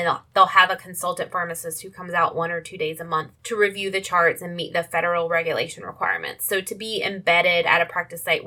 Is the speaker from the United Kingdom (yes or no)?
no; Alabama, United States; moved away; also born or lived in Durham, North Carolina; I grew up in Alabama